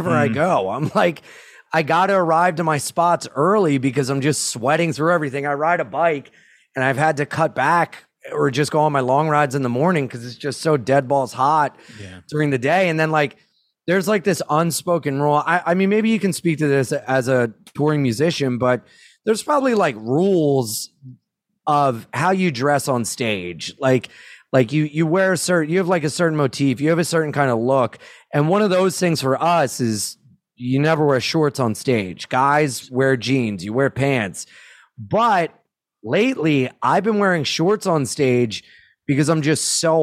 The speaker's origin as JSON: {"language": "English", "town": "Jacksonville", "country": "United States", "said": "we're from Jacksonville"}